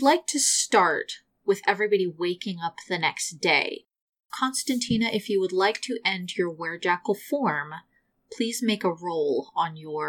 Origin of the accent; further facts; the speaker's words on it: Kentucky, United States; I'm from Kentucky.